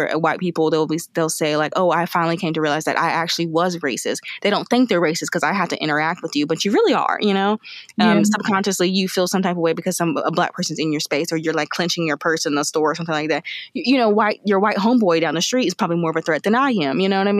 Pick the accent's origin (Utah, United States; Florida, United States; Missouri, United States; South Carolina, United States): South Carolina, United States; we are from South Carolina